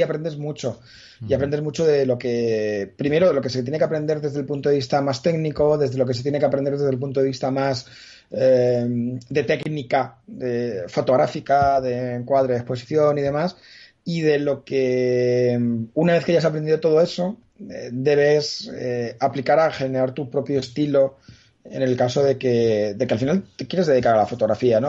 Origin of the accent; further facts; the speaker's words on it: Madrid, Community of Madrid, Spain; yo nací en Madrid, pero no soy gato